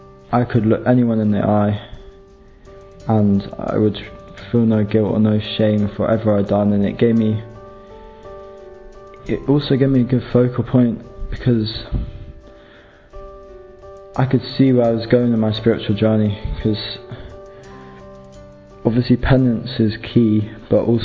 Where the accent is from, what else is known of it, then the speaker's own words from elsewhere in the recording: London, United Kingdom; I'm 19 and I'm from London.